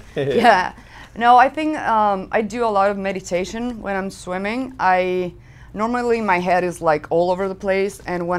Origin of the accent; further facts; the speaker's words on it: Guadalajara, Jalisco, Mexico; also born or lived in Guanajuato; Oh, I'm from Guadalajara, Jalisco. That's in Mexico. Well, I live there. I was born in Guadalajara. Then I moved back to Guanajuato.